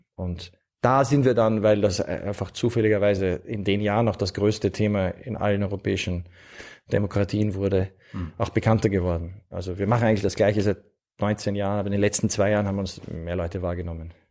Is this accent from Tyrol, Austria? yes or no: no; Vienna, Austria; Ich bin in Wien aufgewachsen